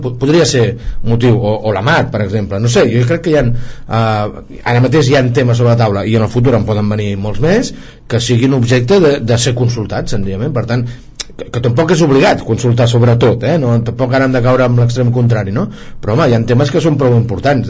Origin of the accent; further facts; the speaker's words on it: Catalonia, Spain; volem opinar com a, com a catalans i catalanes